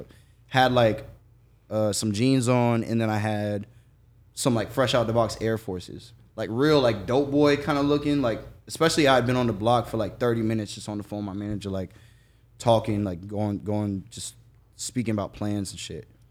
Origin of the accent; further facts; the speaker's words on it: Jacksonville, Florida, United States; I'm from Jacksonville